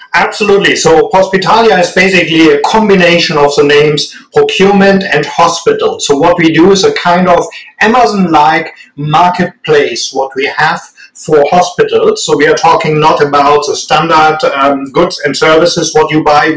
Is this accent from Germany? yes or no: yes; Germany; accent: strong German; English is a second language; also born or lived in United States; I very successfully failed getting rid of my strong German accent